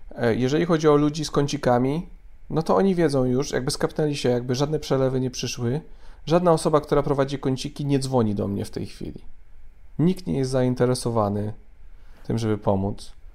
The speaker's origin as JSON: {"language": "Polish", "town": "Mrągowo", "region": "Warmian-Masurian Voivodeship", "country": "Poland", "moved": "yes", "said": "Ja jestem z Mrągowa oryginalnie, z Mazur."}